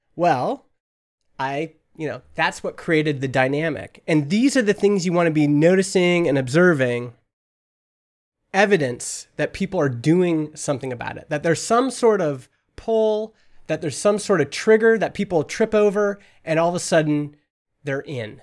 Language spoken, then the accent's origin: English; Alberta, Canada; now in British Columbia, Canada; I'm from Alberta